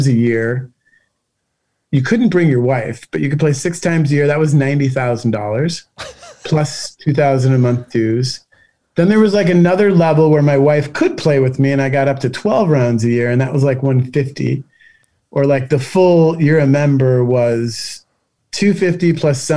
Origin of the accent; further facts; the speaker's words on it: Minneapolis, Minnesota, United States; now in Los Angeles, United States; where I grew up in Minneapolis